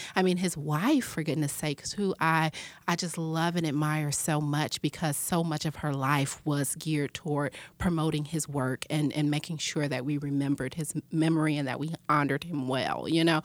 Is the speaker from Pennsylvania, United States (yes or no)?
no; Chicago, Illinois, United States; I'm from Chicago, Illinois